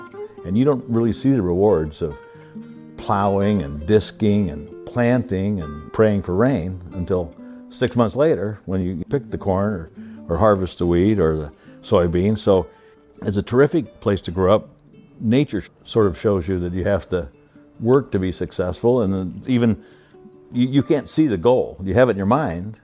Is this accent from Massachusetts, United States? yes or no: no; Iowa, United States; I was born in Iowa on a farm, the oldest of five kids. My dad worked at John Deere Waterloo Tractor Works